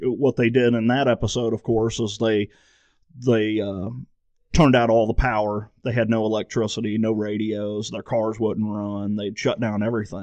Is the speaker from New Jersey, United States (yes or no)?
no; St. Louis, Missouri, United States; I grew up in St. Louis